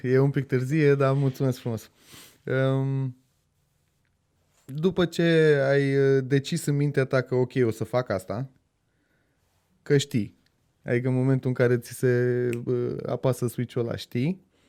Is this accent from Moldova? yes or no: no; Brașov, Brașov County, Romania; now in Bucharest, Romania; Eu sunt din Brașov de loc